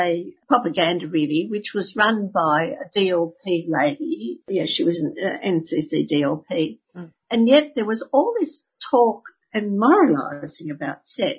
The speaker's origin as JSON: {"language": "English", "town": "Sydney", "region": "New South Wales", "country": "Australia", "tie": "born or raised there", "said": "I grew up in Sydney"}